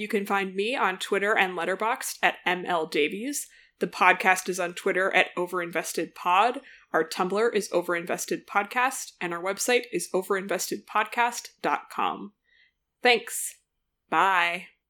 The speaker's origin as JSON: {"language": "English", "country": "United States", "said": "as an American"}